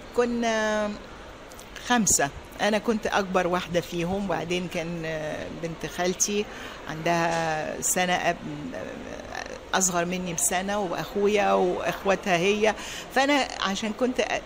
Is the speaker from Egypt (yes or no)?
yes; Giza, Giza Governorate, Egypt; moved away as an adult; also born or lived in France; now in United States; انا مولوده في مصر في مصر في عيله ارمنيه